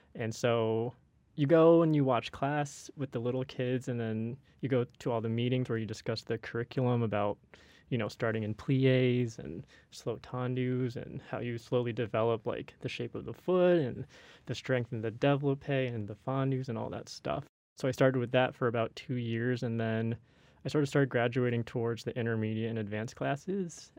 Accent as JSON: {"language": "English", "town": "Walnut Creek", "region": "California", "country": "United States", "said": "I am also from Northern California, Walnut Creek"}